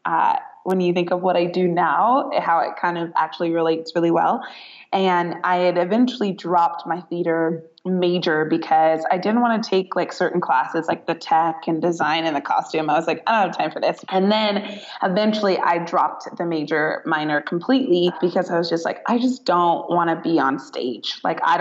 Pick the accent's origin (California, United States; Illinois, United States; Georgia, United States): California, United States; Northern; moved away as an adult; now in Southern California, United States; I am born and raised in Northern California